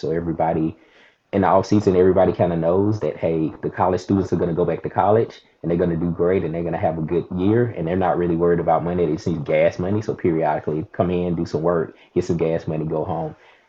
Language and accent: English; Mississippi, United States; now in Huntsville, United States; Yeah, so I'm in Alabama. I'm in Huntsville, Alabama.